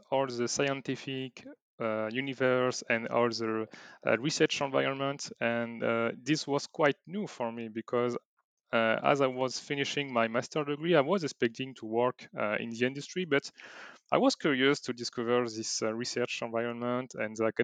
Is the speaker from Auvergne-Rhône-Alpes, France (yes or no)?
no; Bordeaux, Nouvelle-Aquitaine, France; I'm from France, in Bordeaux, to be accurate